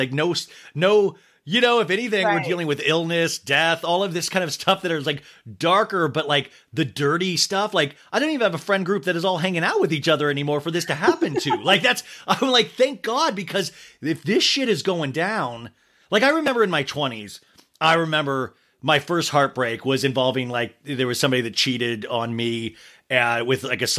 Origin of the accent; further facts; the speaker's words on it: Arizona, United States; also born or lived in Kansas; when you grow up in a normal town, like I grew up in Kansas and then Arizona